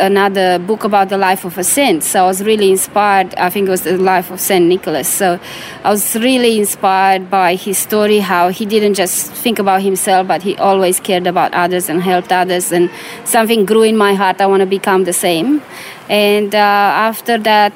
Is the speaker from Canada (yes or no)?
no; Romania; moved away; I was born in Romania during communism